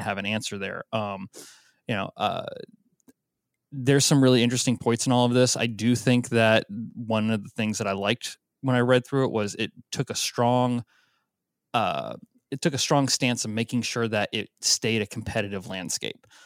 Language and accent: English; Florida, United States; now in Oregon, United States; I grew up in Florida